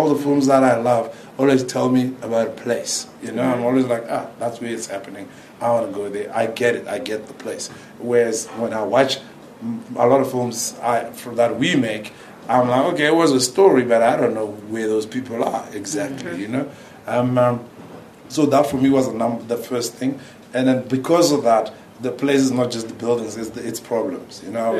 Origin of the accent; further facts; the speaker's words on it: South Africa; Me, I think I'm known as a South African entity.